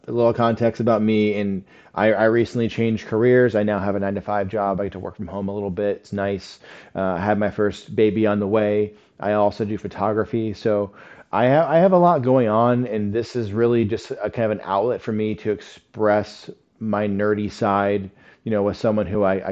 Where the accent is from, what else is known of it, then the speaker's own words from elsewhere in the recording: Indiana, United States; We're both from Indiana